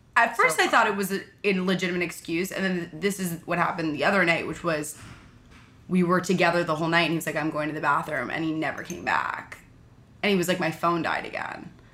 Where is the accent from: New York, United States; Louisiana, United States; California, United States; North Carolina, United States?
New York, United States; New York City; I loved growing up in New York